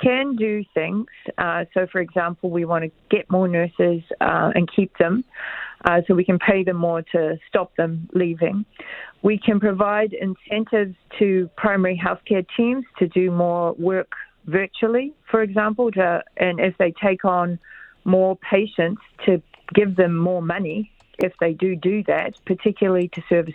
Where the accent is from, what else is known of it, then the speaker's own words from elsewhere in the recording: Canada; as a Canadian